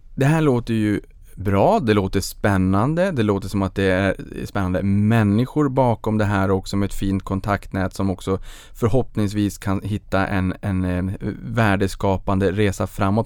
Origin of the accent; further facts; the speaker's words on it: Boden, Norrbotten County, Sweden; Jag föddes på Bodens BB